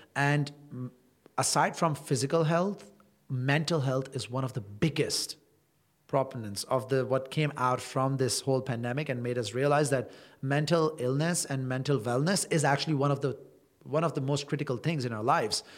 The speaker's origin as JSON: {"language": "English", "town": "Toronto", "region": "Ontario", "country": "Canada", "tie": "born or raised there", "moved": "as an adult", "lives_now": "Dubai, United Arab Emirates", "said": "I am a Canadian and I've spent pretty much all my life in Toronto"}